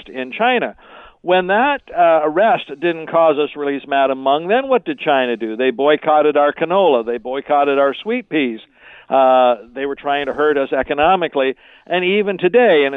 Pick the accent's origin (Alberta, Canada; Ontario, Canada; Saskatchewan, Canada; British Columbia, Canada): Ontario, Canada; Aylmer; I grew up in a small town in Ontario called Aylmer, A-Y-L-M-E-R